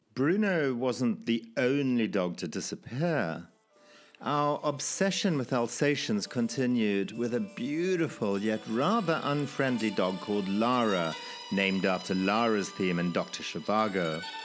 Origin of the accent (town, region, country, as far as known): Zimbabwe; born or raised there